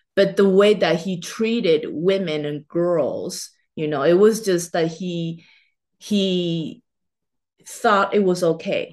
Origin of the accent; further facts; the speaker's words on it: Taiwan; moved away as an adult; now in United States; I was born and raised in Taiwan in Chinese culture